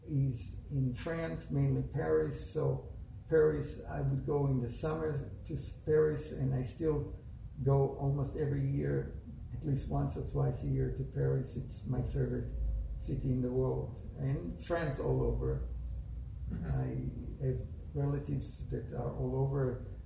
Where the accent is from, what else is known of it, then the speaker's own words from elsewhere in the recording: Israel; moved away as an adult; also born or lived in Italy; now in United States; I was born in Israel. Uh, lived there till the age of 21. I came to America, got married here, and after two years, we, uh, my ex-wife and me, we went to Italy, and we finished veterinary school in Italy.